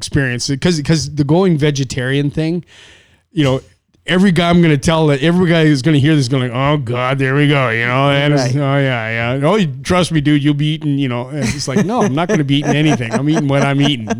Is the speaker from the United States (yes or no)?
no; Canada; I was born and raised in Canada